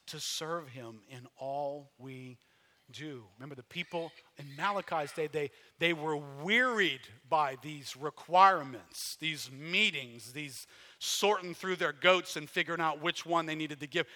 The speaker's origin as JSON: {"language": "English", "country": "United States", "said": "I'm an American."}